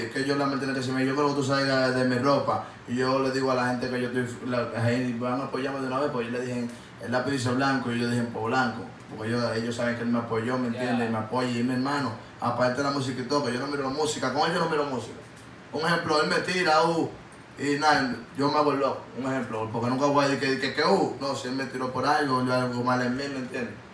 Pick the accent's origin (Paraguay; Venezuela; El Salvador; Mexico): Paraguay; Yo no Yo soy paraguayo, te lo van a dar conmigo los dos.